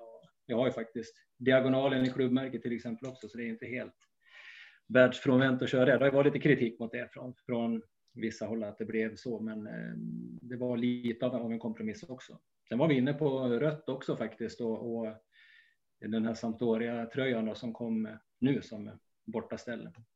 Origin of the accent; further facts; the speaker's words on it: Gästrikland, Gävleborg County, Sweden; jag är ju från Gästrikland